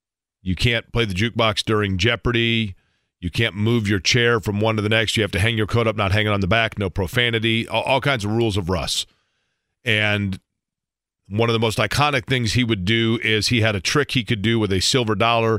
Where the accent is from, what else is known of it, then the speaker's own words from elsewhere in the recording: Indianapolis, Indiana, United States; growing up in Indianapolis